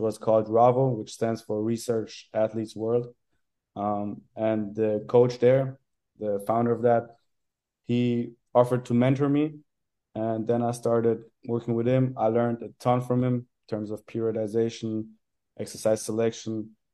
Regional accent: Carinthia, Austria; moved away as an adult; now in Vienna, Austria; So I'm from Carinthia originally, and then I moved to Vienna to study sports science

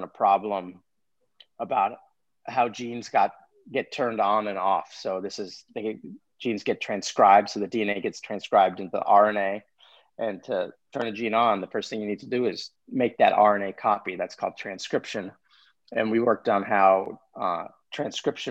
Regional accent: Los Angeles, California, United States; moved away; I grew up in Los Angeles.

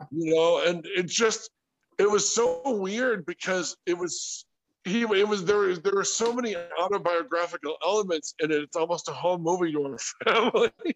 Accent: Sterling Heights, Michigan, United States; moved away; also born or lived in California; We're we're big Polish, Irish, Scotch Irish family out of Michigan. You know we're we're from Sterling Heights

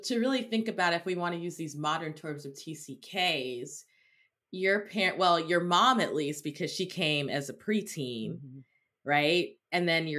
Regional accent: Cameroon; moved away; I grew up in Cameroon.

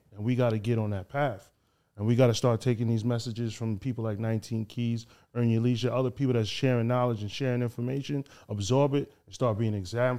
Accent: Haiti; now in United States; the devil is taking over my hometown, Haiti. It's definitely out here in the States.

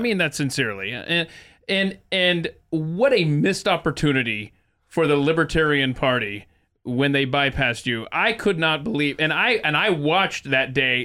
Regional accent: Atlanta, Georgia, United States; moved away as an adult; also born or lived in Nebraska; I was born and raised in Atlanta, Georgia, but I went to the University of Nebraska

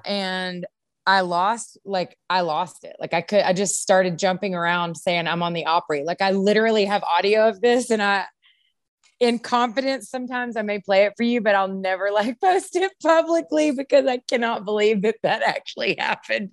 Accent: Longview, Texas, United States; I grew up in Longview

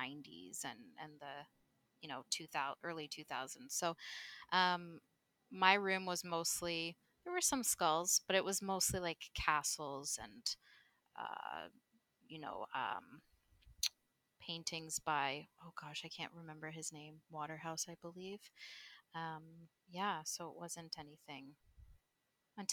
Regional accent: Guelph, Ontario, Canada; also born or lived in Rome, Italy; now in Toronto, Canada; most of my life, I grew up in a little city called Guelph, which is probably about an hour and a half west of Toronto

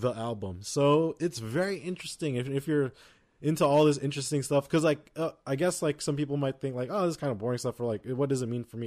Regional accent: United States; we're American

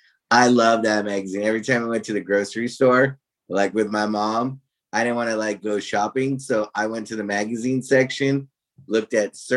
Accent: Hermosa Beach, California, United States; I grew up in the South Bay

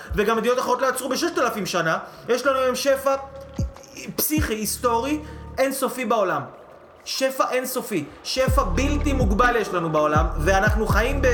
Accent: Israel

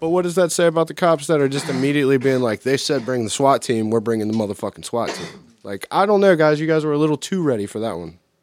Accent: United States; I'm an American and a product of the American public education

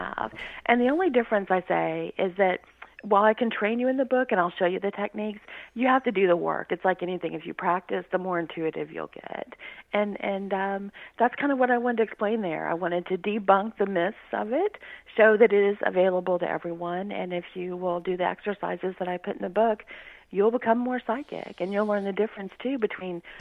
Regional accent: Louisiana, United States; He was a state trooper where I grew up in Louisiana.

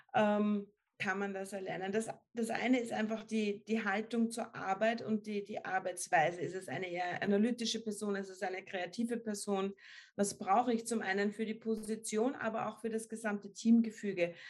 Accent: Upper Austria, Austria; ich komme aus Oberösterreich, da sind wir alle im Sommer am Fließband gestanden

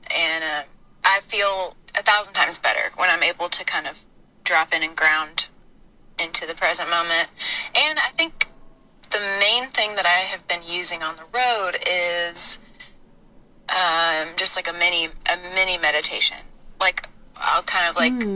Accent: the South, United States; growing up in the South

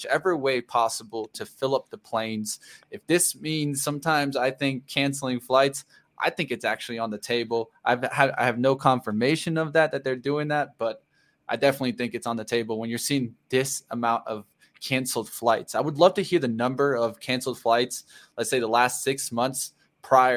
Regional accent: Florida, United States; I'm from Florida

